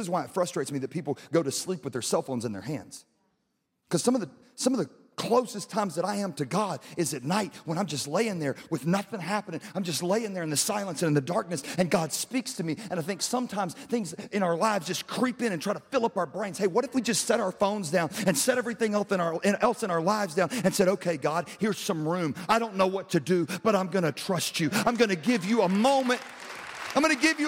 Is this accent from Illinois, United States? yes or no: no; Louisiana, United States; now in Texas, United States; I'm originally from Louisiana